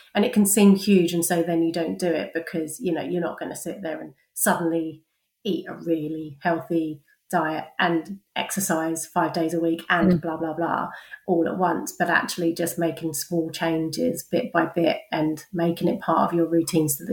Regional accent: London, United Kingdom; moved away as an adult; now in Cheltenham, United Kingdom; I was born and bred in London, but I moved to Cheltenham 10 years ago

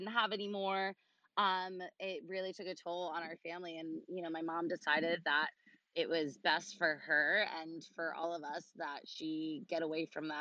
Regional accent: Long Island, New York, United States; also born or lived in Hawaii; we moved back to Long Island, which is where I'm from, where I currently live

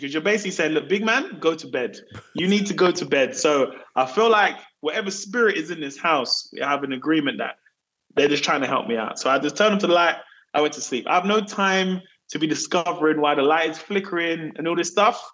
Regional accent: London, United Kingdom; I grew up in a place called South London.

